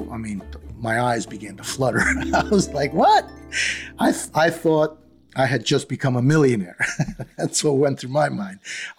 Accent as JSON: {"language": "English", "region": "New York", "country": "United States", "accent": "New York", "said": "you know, I'm a New Yorker at heart and at speech. So I don't hold back."}